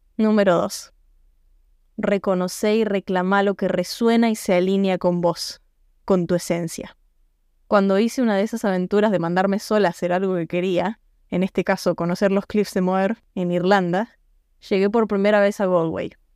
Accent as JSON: {"language": "Spanish", "country": "Argentina", "moved": "as an adult", "said": "me fui de Argentina."}